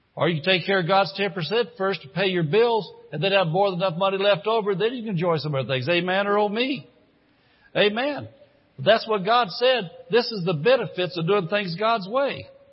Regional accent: Indiana, United States; moved away as an adult; I grew up in Indiana. As a matter of fact, I was in Indiana 54 years

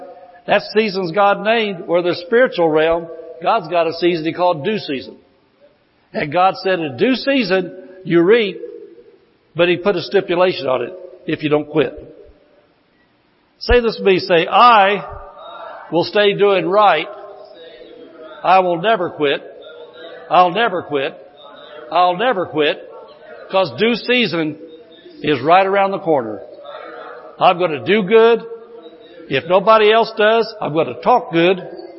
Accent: Indiana, United States; I came from Indiana. I was out in Indiana a lot of years.

